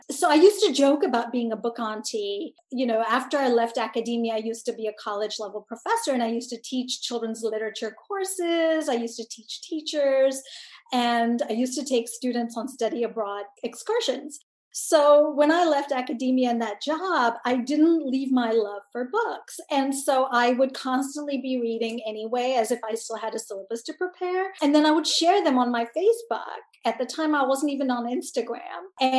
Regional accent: Tanzania; born there; I'm a Punjabi Desi diasporic person who grew up all over the world. Most specifically, I was born in Tanzania

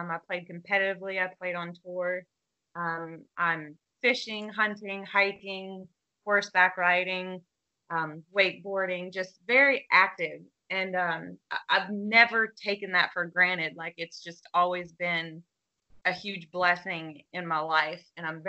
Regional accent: South Florida, United States; I'm from South Florida. I was born and raised here

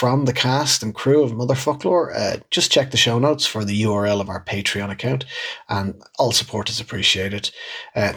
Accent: Dublin, Leinster, Ireland; growing up in Dublin and, like, all of the words that I would have heard but never seen written down ever.

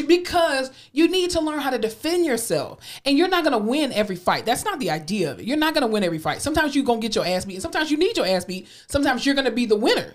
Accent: Florida, United States; moved away; also born or lived in Tallahassee; my home state, Florida

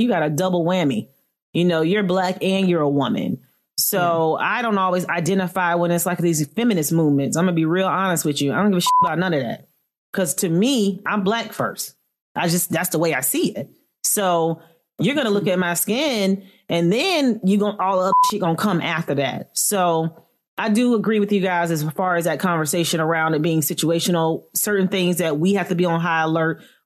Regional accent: Florida, United States; now in Philadelphia, United States; I am born and raised from Florida, FLA

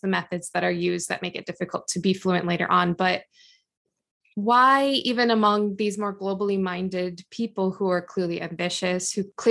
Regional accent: United States; as an American

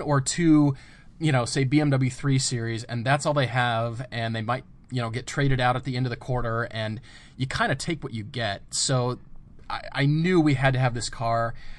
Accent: Colorado, United States; moved away; I grew up in Colorado

